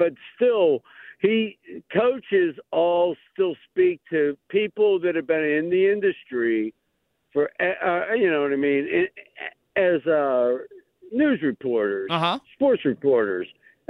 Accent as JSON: {"language": "English", "town": "Green Tree", "region": "Pennsylvania", "country": "United States", "tie": "born or raised there", "lives_now": "Bellevue, United States", "said": "Oh, yeah. Bellevue, I grew up in Green Tree, though. We're real close to your studio."}